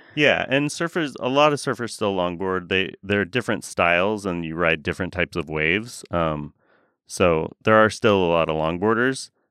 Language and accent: English; Oregon, United States; I grew up surfing in Oregon